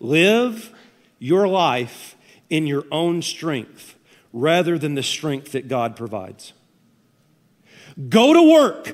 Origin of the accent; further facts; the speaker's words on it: Tennessee, United States; I'm from Tennessee